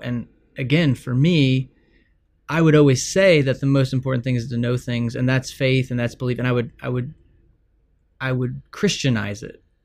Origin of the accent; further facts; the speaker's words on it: Texas, United States; I grew up in Texas